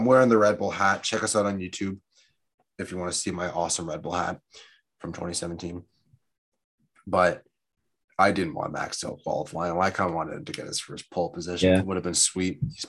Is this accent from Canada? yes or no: yes; Canada; I'm American, well, Canadian